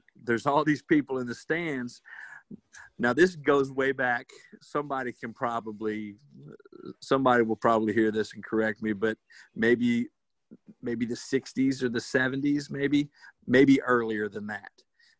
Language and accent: English; Brevard County, Florida, United States; also born or lived in Georgia; I grew up in Brevard County, played high school football in Brevard County